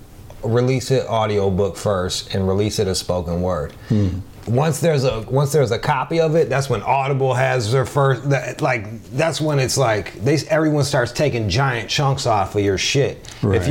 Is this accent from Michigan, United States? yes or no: yes; Pontiac, Michigan, United States; I'm from a factory town called Pontiac